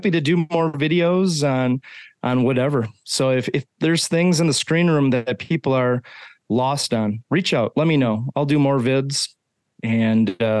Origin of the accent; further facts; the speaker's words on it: Wisconsin, United States; now in Minnesota, United States; I'm from Wisconsin originally. Now I'm in Minnesota. So the best of two bad accents mixed together is basically where I'm